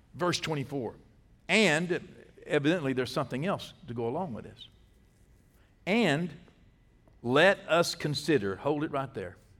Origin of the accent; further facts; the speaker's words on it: Texas, United States; I'm from Texas